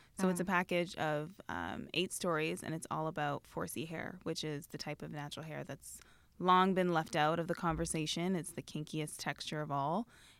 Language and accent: English; Canada; moved away; I am Canadian.